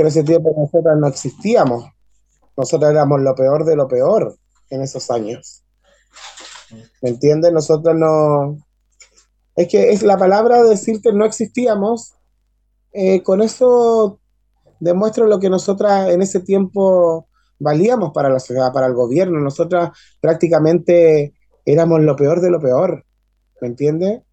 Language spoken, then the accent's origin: Spanish; Maipú, Santiago Metropolitan Region, Chile; soy nacida y criada en Maipú, o sea, soy de la comuna